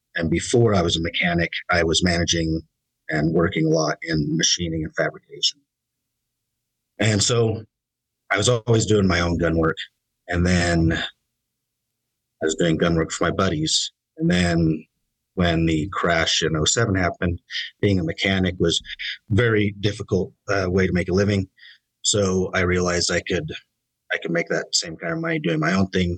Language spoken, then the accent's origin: English; Idaho, United States; I was born and raised in Idaho